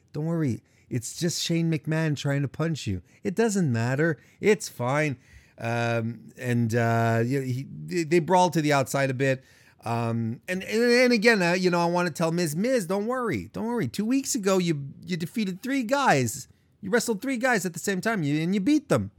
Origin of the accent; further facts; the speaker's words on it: Canada; Montreal is close to my hometown